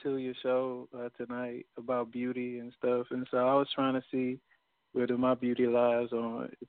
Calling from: Houston, Texas, United States; I'm calling from Houston.

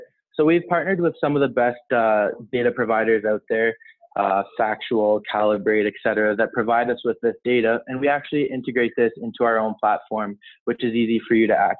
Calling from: Toronto, Ontario, Canada; I'm calling from Toronto.

